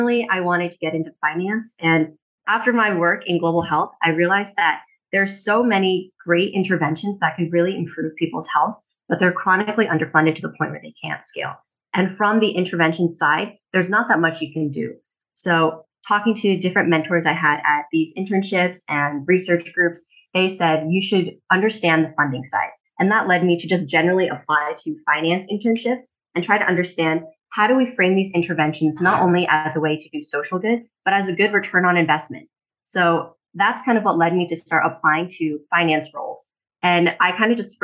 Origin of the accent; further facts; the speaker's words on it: Wilmington, Delaware, United States; moved away as an adult; also born or lived in Los Angeles; I was born and raised in Wilmington, Delaware